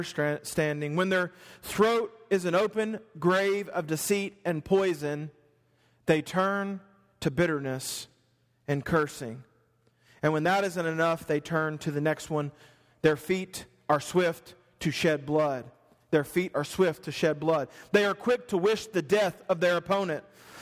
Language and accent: English; the South, United States; I'm from the South